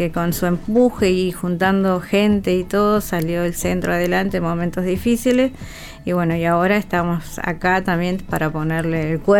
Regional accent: Argentina; Nos vemos. Yo soy Argentina.

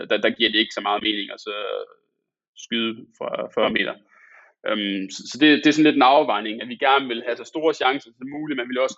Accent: Aalborg, North Denmark Region, Denmark; nu kommer jeg fra Aalborg

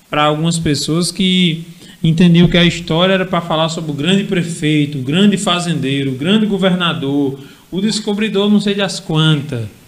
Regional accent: Lagoa Nova, Rio Grande do Norte, Brazil; Dona Filomena, que foi uma benzedeira lá em Lagoa Grande, que não é Lagoa Nova, é Lagoa Grande, eu sou de Lagoa Nova, mas que foi uma benzedeira conhecidíssima.

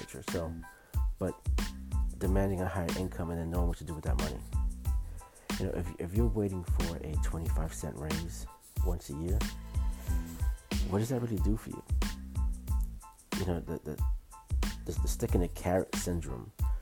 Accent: New York City, New York, United States; growing up in Brooklyn in the projects

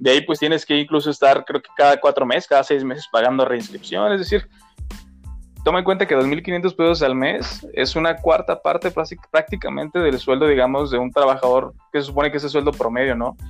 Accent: Mexico; tenemos como mexicanos otras creencias

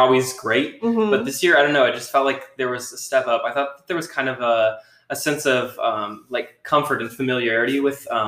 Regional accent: Iowa, United States; moved away as an adult; I'm originally from Iowa, but I moved out here a few years ago

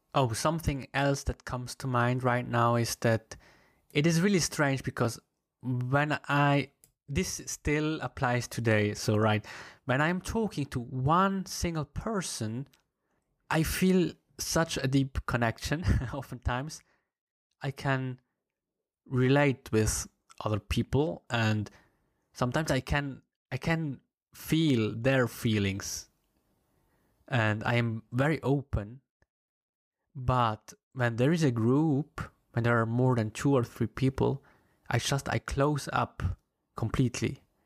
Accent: German-speaking part of Switzerland, German-speaking Switzerland, Switzerland; English is a second language; I come from the German-speaking part of Switzerland.

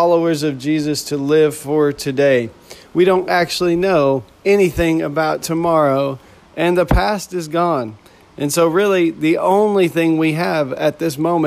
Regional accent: Texas, United States; where I grew up in Texas

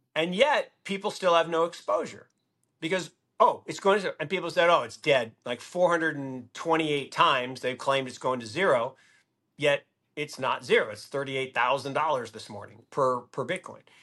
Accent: Seattle, Washington, United States; I grew up in Seattle

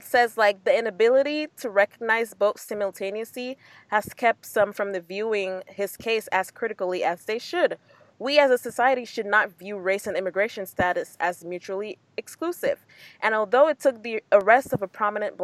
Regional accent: Dominica; I am from Dominica.

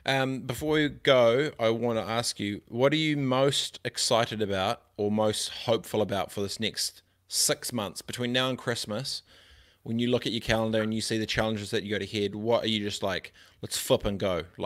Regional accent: New Zealand; I'm so proud that I'm a New Zealander.

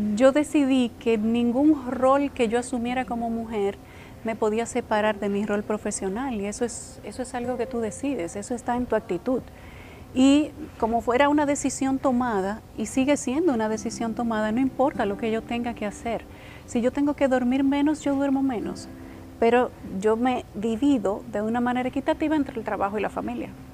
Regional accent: Licey al Medio, Santiago, Dominican Republic; en ese terreno yo vivía. Una parte de ese terreno era mi casa. Ahí yo me tiraba en yagua con mis hermanos

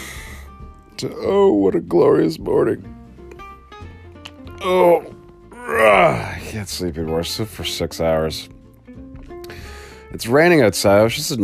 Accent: Canada; I'm Canadian.

